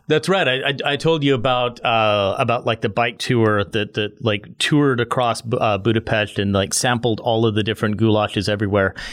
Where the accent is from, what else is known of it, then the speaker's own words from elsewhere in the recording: United States; as an American